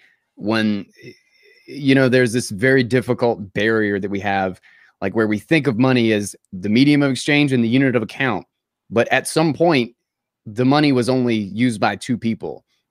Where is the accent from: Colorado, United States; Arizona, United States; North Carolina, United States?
North Carolina, United States; accent: Southern drawl; North Carolina. North Carolina.